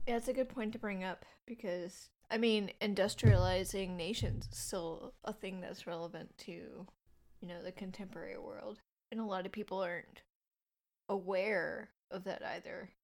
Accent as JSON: {"language": "English", "region": "North Carolina", "country": "United States", "said": "I'm from North Carolina"}